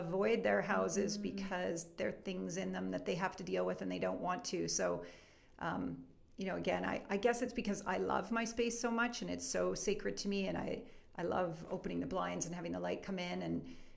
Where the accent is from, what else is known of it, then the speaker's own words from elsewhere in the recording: Edmonton, Alberta, Canada; moved away as an adult; also born or lived in Victoria; now in Calgary, Canada; I'm actually from Edmonton. I'm from Edmonton.